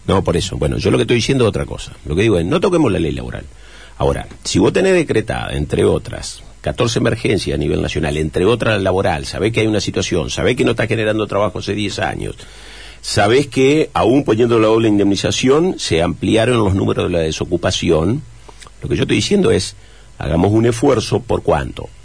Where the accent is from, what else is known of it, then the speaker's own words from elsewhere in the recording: Chajarí, Entre Ríos, Argentina; en Chajarí, en mi pueblo